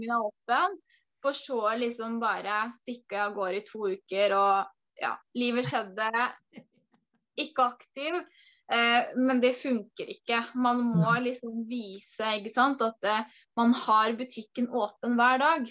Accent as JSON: {"language": "Norwegian", "town": "Porsgrunn", "region": "Telemark", "country": "Norway", "moved": "as an adult", "lives_now": "Sandefjord, Norway", "said": "Jeg kommer egentlig fra Porsgrunn"}